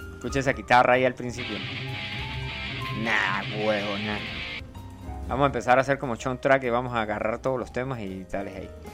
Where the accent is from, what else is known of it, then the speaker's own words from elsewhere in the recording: Venezuela; yo soy del Yaure y somos una especie diferente de personas